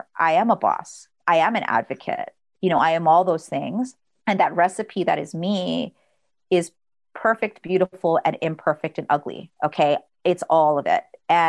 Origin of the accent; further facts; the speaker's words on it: Philippines; Cause, like, again, we're Filipino.